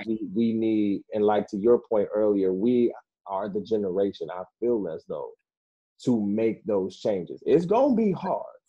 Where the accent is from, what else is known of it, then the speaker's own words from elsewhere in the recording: Detroit, Michigan, United States; also born or lived in Orlando, Florida; now in Grand Rapids, United States; I was born in Orlando, raised in Detroit